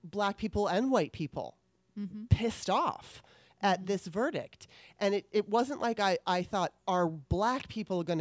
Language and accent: English; Southern California, United States; I grew up in Southern California